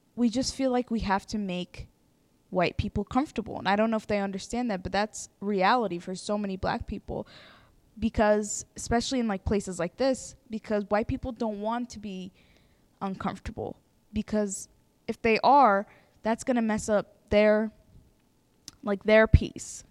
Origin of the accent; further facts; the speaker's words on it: Ethiopia; now in Harrisonburg, United States; I am not African American, I'm from Ethiopia